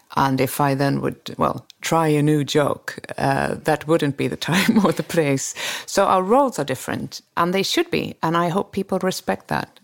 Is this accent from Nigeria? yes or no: no; Sweden; Sweden is, we, we maybe nicer and, and not as competitive as the Americans